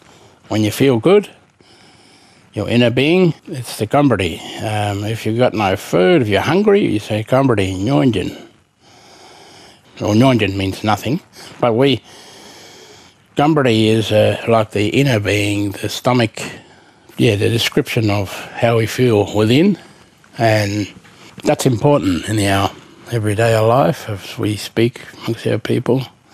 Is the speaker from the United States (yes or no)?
no; southeast Western Australia, Australia; is the Kiwana from my country in southeast Western Australia. And I'm from the Ngadju tribe. And we have native title now, but our traditional lands takes in the Western Nullarbor and the Great Western Woodlands.